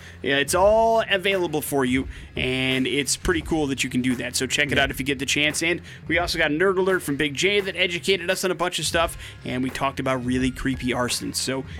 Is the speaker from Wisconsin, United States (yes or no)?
yes; Wisconsin, United States; I grew up in Wisconsin.